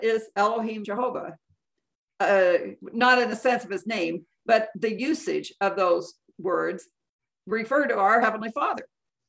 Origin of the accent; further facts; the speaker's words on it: Southern California, United States; now in Salt Lake City, United States; I was born here in Salt Lake, raised in Southern California.